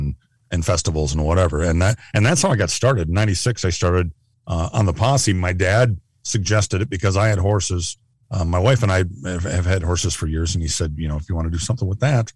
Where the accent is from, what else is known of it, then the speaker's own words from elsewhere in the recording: Southeast Minnesota, United States; also born or lived in Phoenix / Nebraska / Kansas; I grew up in Southeast Minnesota. I grew up in the county that I work in now.